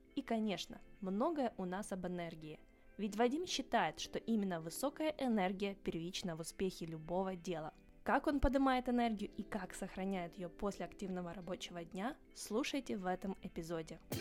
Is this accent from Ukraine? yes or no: yes; Ukraine; мы с тобой выросли в Украине